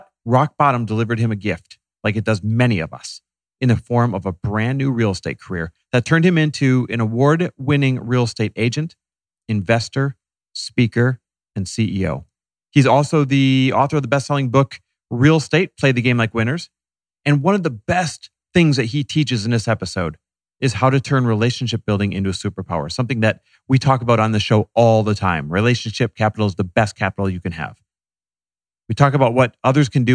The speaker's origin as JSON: {"language": "English", "region": "Midwest", "country": "United States", "tie": "born or raised there", "moved": "yes", "said": "I'm Midwest born and raised"}